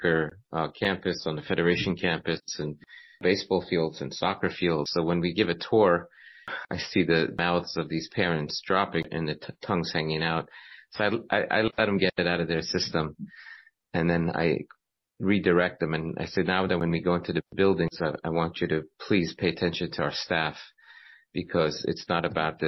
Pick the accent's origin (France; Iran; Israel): Iran; also born or lived in Nassau County, New York; now in Boca Raton, United States; I was born in Iran, and Baruch Hashem, I had a chance to end up in yeshiva